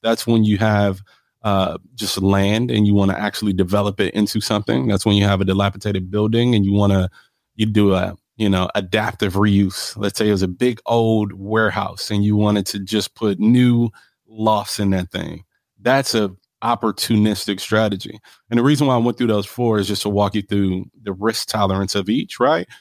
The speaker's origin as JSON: {"language": "English", "town": "Milwaukee", "region": "Wisconsin", "country": "United States", "tie": "born or raised there", "also_born_or_lived": "Los Angeles, California", "said": "I'm from Milwaukee, Wisconsin. If you ask me where I claim, it's Milwaukee. That's what raised me"}